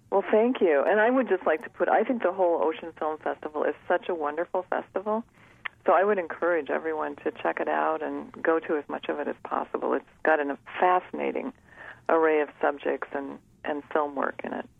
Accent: South Dakota, United States; moved away; I'm a pediatrician, and I'm originally from South Dakota

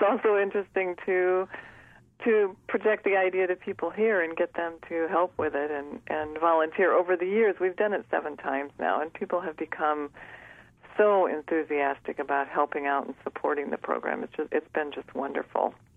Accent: South Dakota, United States; moved away; I'm a pediatrician, and I'm originally from South Dakota

